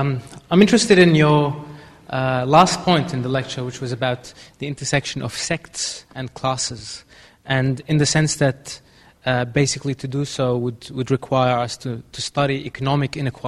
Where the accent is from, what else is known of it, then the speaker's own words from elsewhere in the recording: Syria; As a Syrian